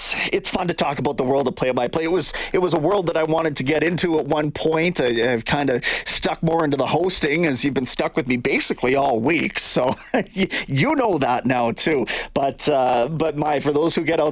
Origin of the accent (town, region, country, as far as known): Canada